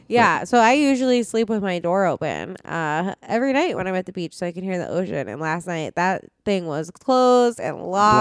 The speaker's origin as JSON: {"language": "English", "town": "Phoenix", "region": "Arizona", "country": "United States", "moved": "yes", "said": "we're from Phoenix"}